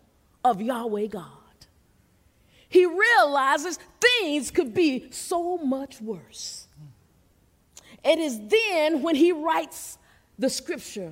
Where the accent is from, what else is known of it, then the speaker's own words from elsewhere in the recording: Seneca, South Carolina, United States; I was born and raised in Seneca, South Carolina